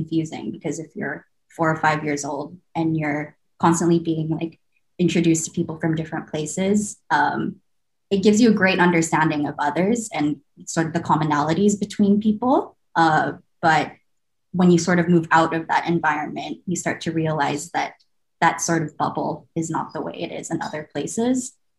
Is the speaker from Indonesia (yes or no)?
yes; Indonesia; And I grew up in Indonesia, and the national motto for the country is unity and diversity.